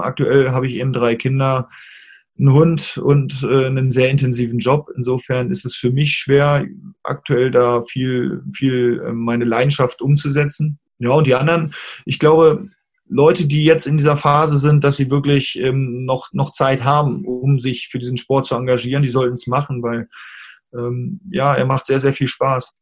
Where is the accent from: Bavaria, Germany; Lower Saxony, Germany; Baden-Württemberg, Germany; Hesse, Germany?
Lower Saxony, Germany; Hanover; in meiner Heimatstadt damals in Hannover